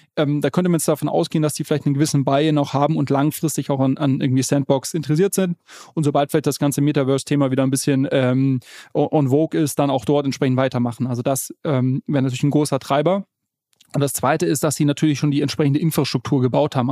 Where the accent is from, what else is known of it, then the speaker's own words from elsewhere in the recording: Munich, Bavaria, Germany; als Münchner kann ich dir sagen